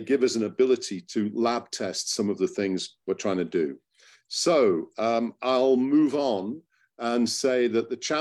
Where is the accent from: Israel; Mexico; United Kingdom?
United Kingdom; Hull, Yorkshire and the Humber; moved away as an adult; also born or lived in Cottingham; came back to my hometown of Hull a few years ago